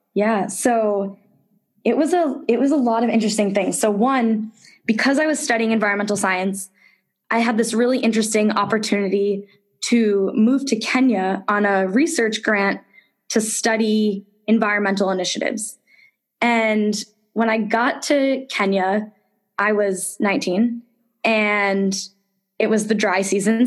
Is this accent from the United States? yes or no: yes; suburban Connecticut, United States; I grew up in suburban Connecticut, really close to the Massachusetts border.